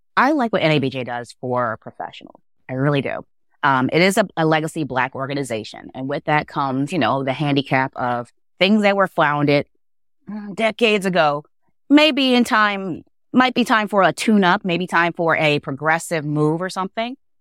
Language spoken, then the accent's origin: English; Baltimore, Maryland, United States; growing up in Baltimore, I grew up with the Beverly Burks of the world